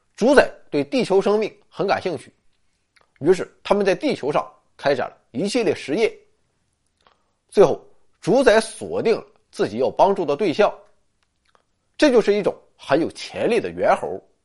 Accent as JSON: {"language": "Chinese", "country": "China", "said": "我们中国人可以占得先机呢"}